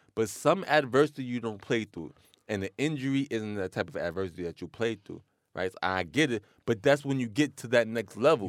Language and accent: English; New York City, New York, United States; I was born in Queens, I grew up in Queens